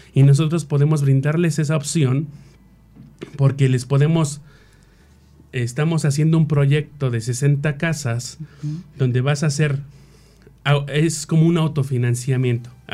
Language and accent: Spanish; Mexico City, Mexico; nosotros que somos de la Ciudad de México